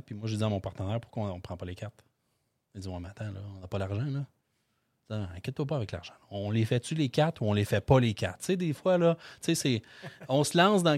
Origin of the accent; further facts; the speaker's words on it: Beloeil, Quebec, Canada; je viens de Belleuil